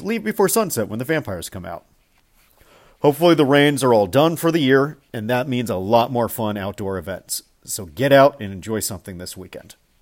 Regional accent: Miami, Florida, United States; now in East Bay, United States; the stuff I grew up with in Miami

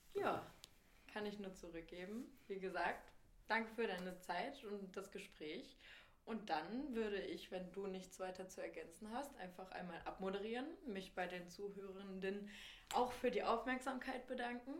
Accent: Lower Saxony, Germany; now in Berlin, Germany; ich komme ja auch aus Niedersachsen, aus einer Kleinstadt

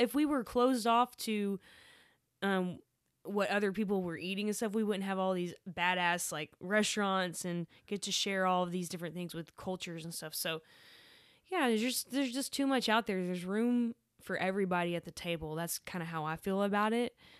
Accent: Waco, Texas, United States; also born or lived in Dallas; I grew up in Waco

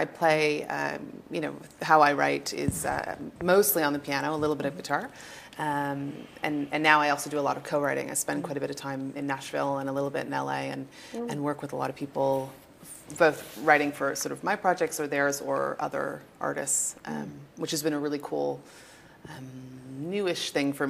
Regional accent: Toronto, Ontario, Canada; I'm from Toronto. Toronto? Yes, born and raised.

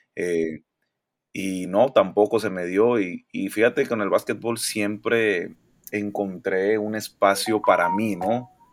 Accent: Monterrey, Nuevo León, Mexico; nací aquí en Monterrey, Nuevo León

